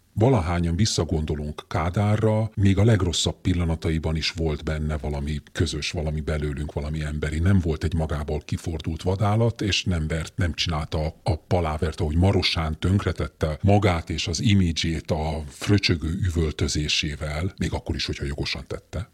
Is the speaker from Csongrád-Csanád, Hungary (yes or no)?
no; Budapest, Hungary; Én nagyon szívesen nőttem fel azon a Budapesten, amelyen felnőttem